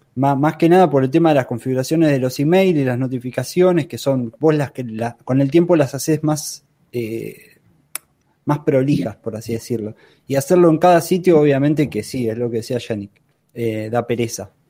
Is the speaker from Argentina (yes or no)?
yes; Argentina; yo soy de Argentina